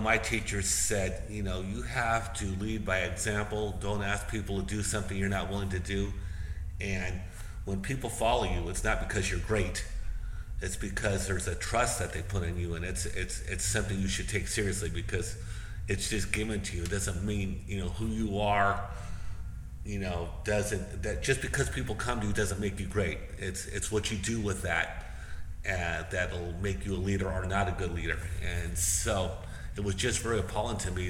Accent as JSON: {"language": "English", "town": "Bakersfield", "region": "California", "country": "United States", "tie": "born or raised there", "said": "growing up in Southern California in a really conservative town called Bakersfield"}